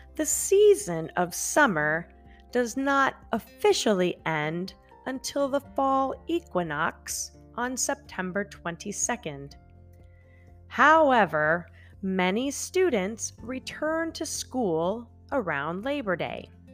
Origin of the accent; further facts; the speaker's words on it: central Illinois, United States; moved away; I grew up in a small town in central Illinois